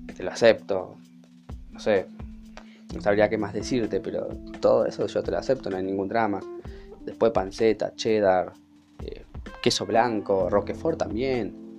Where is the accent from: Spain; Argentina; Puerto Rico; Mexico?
Argentina; Virrey del Pino, Buenos Aires Province; Soy de La Matanza, más que nada de Virrey del Pino.